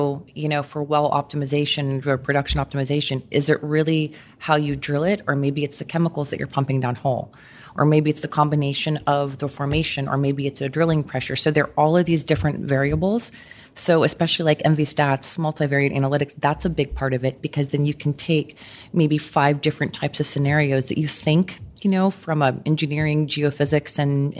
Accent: Houston, Texas, United States; I'm a native Houstonian.

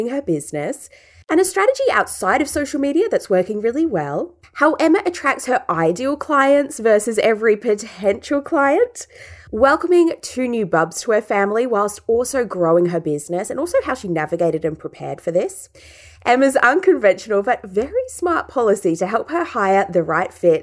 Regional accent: Ballarat, Victoria, Australia; Ballarat, which is my hometown

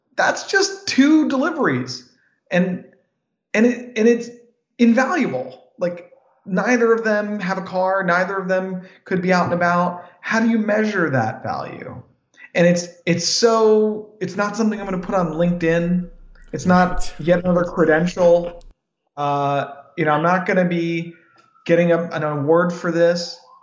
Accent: United States; I was born in America

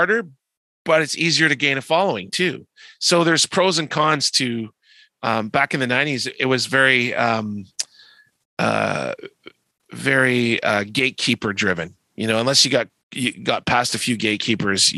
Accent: Canada; We're Canadian, eh?

